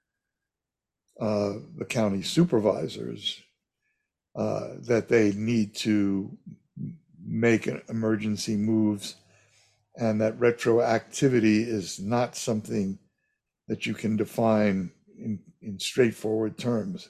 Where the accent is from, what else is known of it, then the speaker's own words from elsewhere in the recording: New York, United States; now in California, United States; I grew up in New York